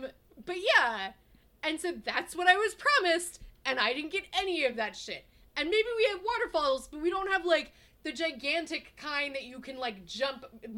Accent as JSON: {"language": "English", "region": "Virginia", "country": "United States", "also_born_or_lived": "Texas", "said": "I lived in Texas before I moved to Virginia."}